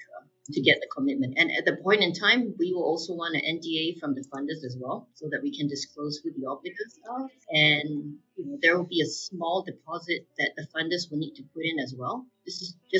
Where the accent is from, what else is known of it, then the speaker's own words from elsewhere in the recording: Singapore; now in Hong Kong; I'm Singaporean and living in Hong Kong